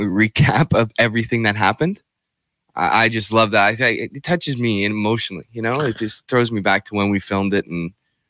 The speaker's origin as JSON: {"language": "English", "town": "Sudbury", "region": "Ontario", "country": "Canada", "tie": "born or raised there", "said": "I'm from here, born and raised, lived in Kingston after, you know, started my hockey career in Kingston for the Frontenacs and all that stuff"}